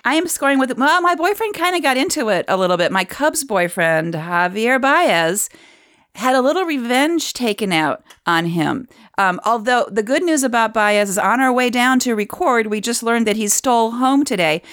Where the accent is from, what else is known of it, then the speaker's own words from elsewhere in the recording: Cleveland, Ohio, United States; My hometown